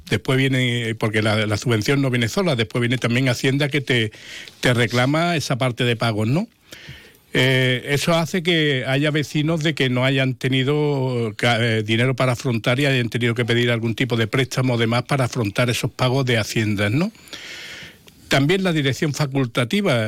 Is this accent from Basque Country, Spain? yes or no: no; Jerez de la Frontera, Andalusia, Spain; soy un niño de la Asunción. O sea, yo he nacido, eh, no, no, nacido, sino he vivido durante muchos años